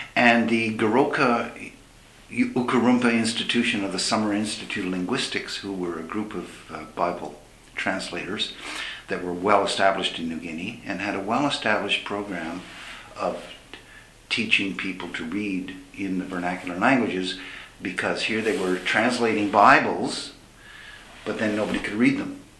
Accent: Montreal, Quebec, Canada; first language English; moved away; my experience growing up in Montreal in a bilingual environment, being an Anglo

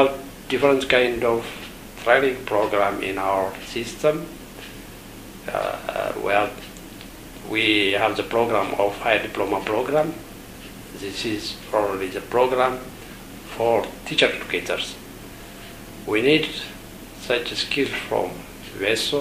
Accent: Ethiopia; I came from Ethiopia

